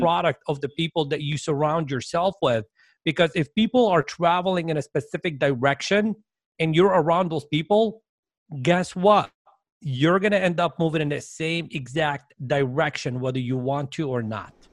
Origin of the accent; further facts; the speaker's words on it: Dearborn, Michigan, United States; moved away; I grew up in Dearborn, Michigan, which is a suburb of Detroit